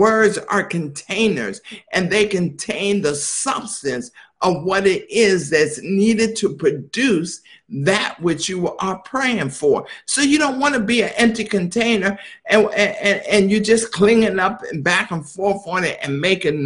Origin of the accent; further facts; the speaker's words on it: Philadelphia, Pennsylvania, United States; Now, I was born in Philadelphia